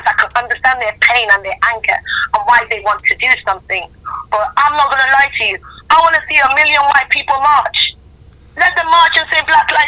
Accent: Nigeria; now in United Kingdom; I'm Nigerian born.

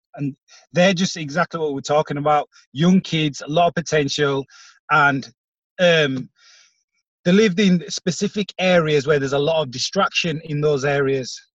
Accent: Bradford, Yorkshire and the Humber, United Kingdom; we're from Bradford ourselves. We're in the same community as a lot of these um, kids

